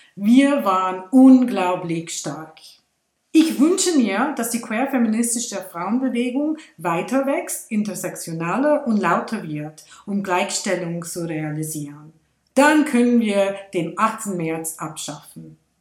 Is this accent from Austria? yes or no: no; India; now in Switzerland; in meiner Heimat in Indien